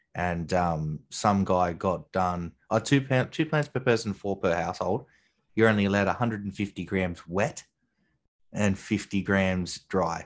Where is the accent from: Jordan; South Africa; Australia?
Australia; New South Wales; ACT is a tiny little town in the middle of my home state